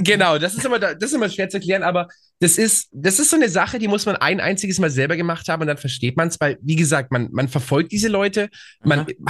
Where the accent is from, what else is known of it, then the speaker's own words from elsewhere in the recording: small town near Augsburg, Bavaria, Germany; ich komme aus München, das ist eine Kleinstadt